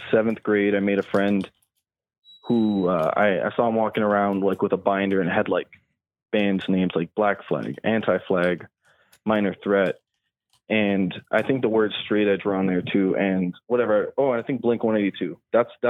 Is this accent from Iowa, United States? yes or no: no; Miami, Florida, United States; I'm from Miami